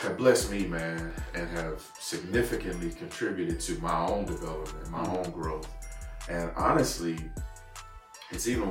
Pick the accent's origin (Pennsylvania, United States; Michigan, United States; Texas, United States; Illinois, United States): Texas, United States; Terrell; moved away as an adult; now in Longview, United States; I'm actually originally not from Longview. I've been here, I think, 16 years now. But born and raised in Terrell, Texas.